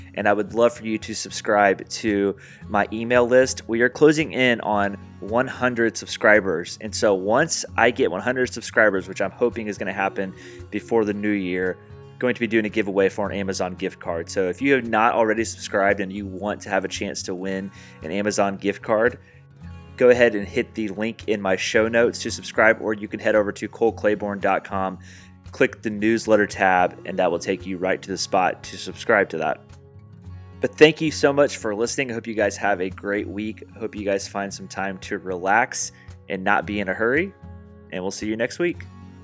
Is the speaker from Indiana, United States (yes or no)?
yes; Evansville, Indiana, United States; I'm from Evansville